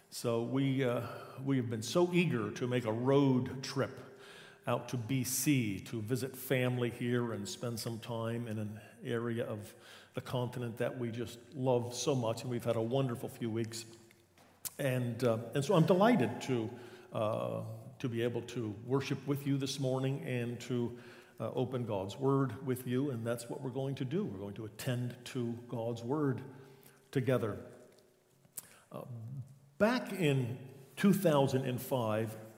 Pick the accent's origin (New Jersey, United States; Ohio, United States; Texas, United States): New Jersey, United States; moved away as an adult; also born or lived in Leduc, Alberta / Hamilton, Ontario / Coquitlam / Kalamazoo, Michigan; born and raised in New Jersey in the shadow of New York City